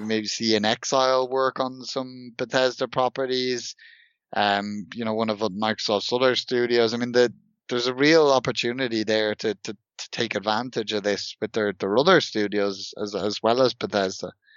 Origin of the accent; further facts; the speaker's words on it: Dublin, Leinster, Ireland; I'm from Dublin, and Dublin is partly consisted of a, a former Viking settlement.